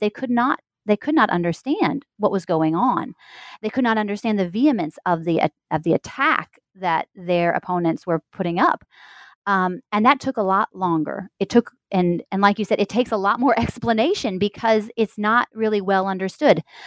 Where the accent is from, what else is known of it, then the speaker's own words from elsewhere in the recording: Missouri, United States; moved away; also born or lived in Indiana; I am a Midwesterner. I'm from Missouri